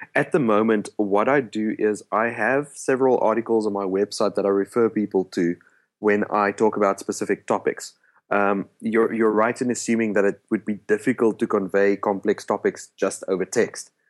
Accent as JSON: {"language": "English", "country": "South Africa", "first_language": "Afrikaans", "second_language": "English", "said": "my native language is actually Afrikaans"}